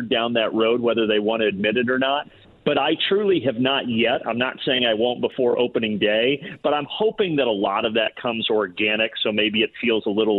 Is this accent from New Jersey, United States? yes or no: no; Indiana, United States; moved away; back in my home state. I really think it's Indiana.